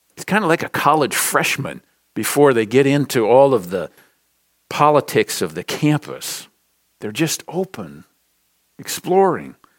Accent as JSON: {"language": "English", "town": "Minneapolis", "region": "Minnesota", "country": "United States", "tie": "born or raised there", "moved": "yes", "said": "from the great state of Minnesota. Grew up in Minneapolis."}